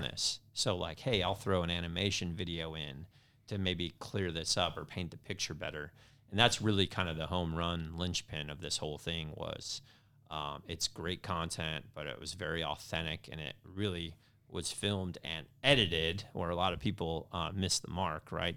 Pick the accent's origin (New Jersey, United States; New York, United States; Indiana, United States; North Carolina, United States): Indiana, United States; moved away as an adult; also born or lived in California; I grew up in Indiana, so I was a Indiana boy living on the West Coast